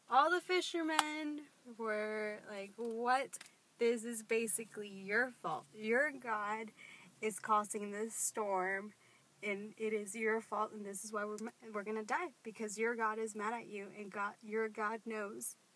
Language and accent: English; Austin, Texas, United States; I am from Austin. I've lived here my whole life